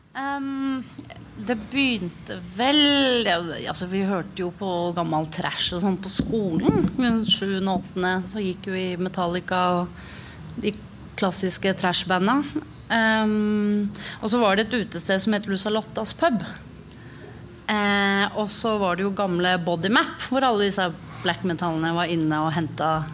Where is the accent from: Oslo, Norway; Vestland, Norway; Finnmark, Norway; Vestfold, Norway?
Oslo, Norway; Jeg vokste opp på Tveita.